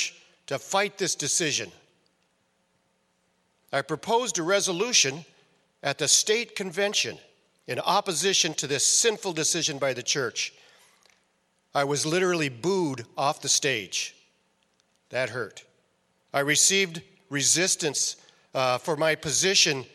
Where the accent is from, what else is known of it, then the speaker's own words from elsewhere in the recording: Northeast Iowa, United States; I was raised in Northeast Iowa.